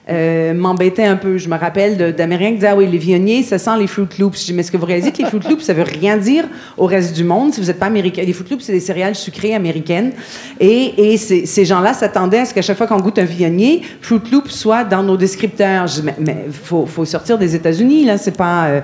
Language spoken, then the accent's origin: French; Montreal, Quebec, Canada; en tant que canadienne et québécoise